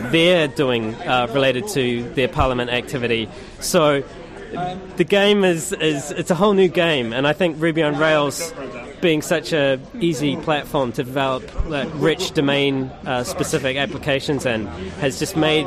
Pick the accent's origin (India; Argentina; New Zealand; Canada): New Zealand; moved away as an adult; now in London, United Kingdom; my home country, New Zealand